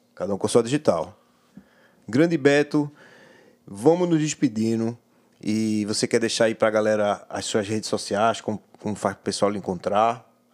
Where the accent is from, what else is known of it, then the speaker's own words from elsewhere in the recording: Pernambuco, Brazil; Eu sou pernambucano